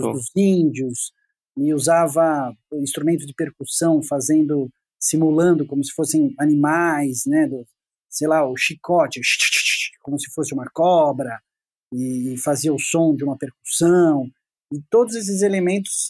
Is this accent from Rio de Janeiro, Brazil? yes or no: no; Piracicaba, São Paulo, Brazil; moved away as an adult; now in São Paulo, Brazil; Eu fui para lá com oito anos de idade e voltei para São Paulo, eu sou de São Paulo